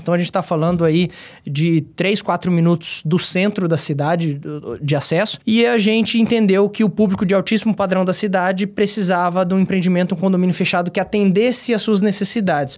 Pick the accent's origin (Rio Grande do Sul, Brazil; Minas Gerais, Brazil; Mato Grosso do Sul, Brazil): Mato Grosso do Sul, Brazil; Dourados; also born or lived in Londrina, Paraná; sou douradense desde pequenininho